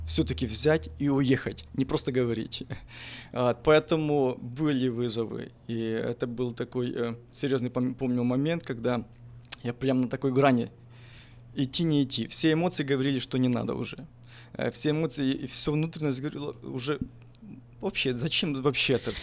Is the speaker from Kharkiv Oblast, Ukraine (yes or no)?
no; Ternopil, Ternopil Oblast, Ukraine; moved away as an adult; also born or lived in United States; родился я в 1981 году э, в Украине, город Тернополь